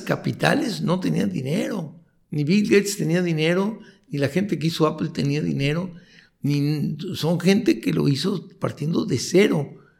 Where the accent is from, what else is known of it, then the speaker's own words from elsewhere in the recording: Tijuana, Baja California, Mexico; also born or lived in Chihuahua, Mexico / Mexico City, Mexico; ahora estoy orgulloso de ser de Tijuana